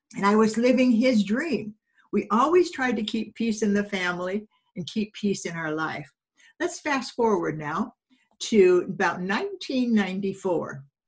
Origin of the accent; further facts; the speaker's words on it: California, United States; also born or lived in Denver, Colorado; he left with me at six months and my mom in our 41 Ford, and we went to California.